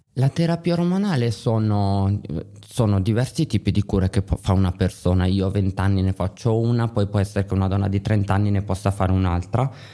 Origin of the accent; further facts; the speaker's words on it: Milan, Lombardy, Italy; Io ad esempio sono di Milano